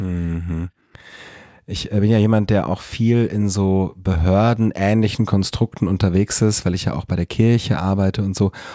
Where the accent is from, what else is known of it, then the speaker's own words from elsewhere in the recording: Fröndenberg, North Rhine-Westphalia, Germany; in meiner Heimatstadt in Frönnberg